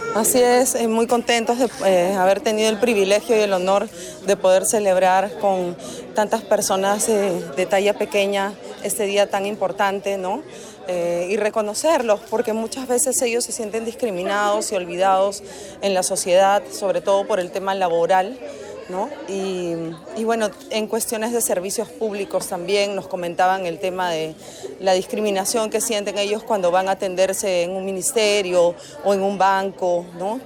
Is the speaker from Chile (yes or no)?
no; Peru; como líder peruana